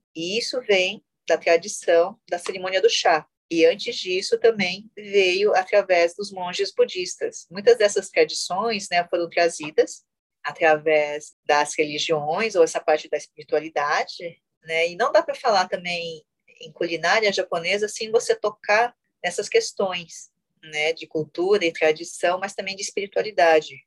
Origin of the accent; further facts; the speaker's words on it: Brazil; eu fui criada totalmente na cultura ocidental. Eu sou brasileira, sou brasileira terceira geração